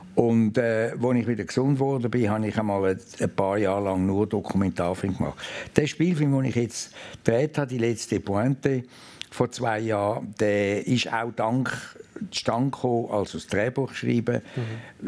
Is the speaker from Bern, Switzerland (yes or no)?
no; Lake Zurich municipality, Switzerland; Ich bin in Helleberg aufgewachsen, Seegemeinde am Zürichsee.